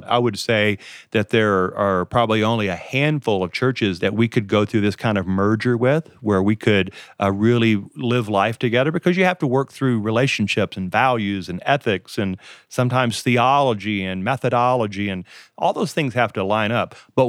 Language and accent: English; Colorado, United States; also born or lived in Texas / Louisiana; I am from Colorado and Texas and Louisiana.